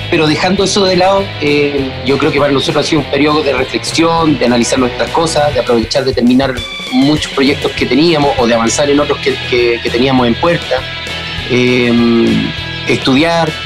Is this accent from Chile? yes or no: yes; Chile; nosotros como chilenos